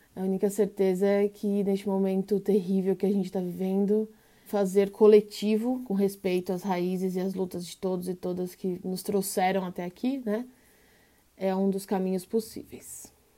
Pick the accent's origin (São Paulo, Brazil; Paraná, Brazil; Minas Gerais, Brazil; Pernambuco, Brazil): São Paulo, Brazil; nascida e criada na Zona Sul de São Paulo, extremo sul, colônia, Aparelheiros, uma região rural periférica